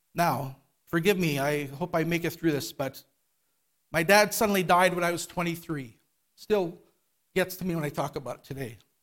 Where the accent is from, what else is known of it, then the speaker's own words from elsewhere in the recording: Winnipeg, Manitoba, Canada; I was born here in Winnipeg in a Christian home, went to Calvary Temple. My family, we all attended Calvary Temple downtown